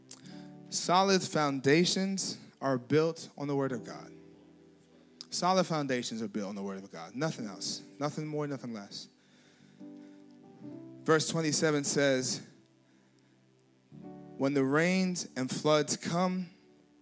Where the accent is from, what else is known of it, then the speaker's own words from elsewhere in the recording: Nigeria; I'm Nigerian now. I'm not a Ruski